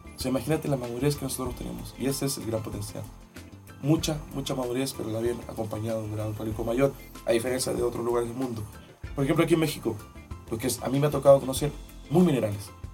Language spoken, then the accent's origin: Spanish; Maipo Valley, Santiago Metropolitan Region, Chile; yo soy del Valle del Maipo